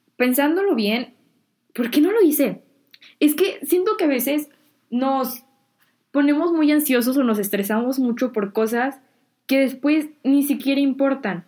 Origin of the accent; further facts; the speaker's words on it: Mexico; now in United States; allá en México tengo mucha gente y muchos amigos